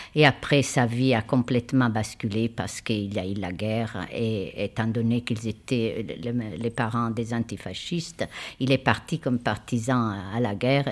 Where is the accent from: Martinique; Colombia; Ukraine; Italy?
Italy; now in France; je suis italienne